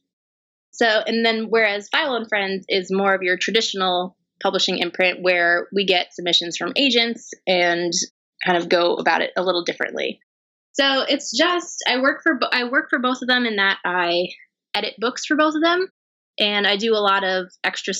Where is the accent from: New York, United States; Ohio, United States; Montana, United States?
New York, United States; near Poughkeepsie, upstate; now in New York City, United States; I did grow up in upstate New York, just north of it, near the Poughkeepsie area